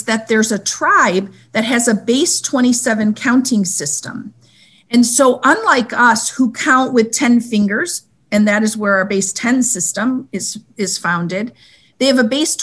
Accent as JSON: {"language": "English", "region": "Michigan", "country": "United States", "tie": "born or raised there", "also_born_or_lived": "Washington, D.C.", "moved": "as an adult", "said": "I was born in Michigan and I went to school and college in Michigan"}